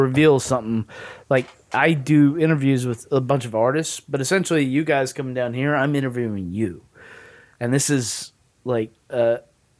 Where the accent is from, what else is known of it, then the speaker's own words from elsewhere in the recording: the South, United States; I'm from the South